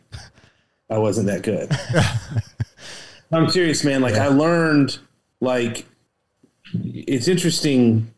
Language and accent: English; Savannah, Georgia, United States; moved away as an adult; also born or lived in New York / Washington State / Texas; I grew up in Savannah, Georgia, on the coast